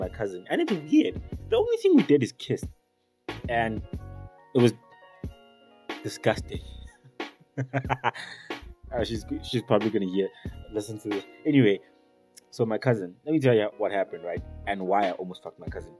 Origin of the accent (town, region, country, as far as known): South Africa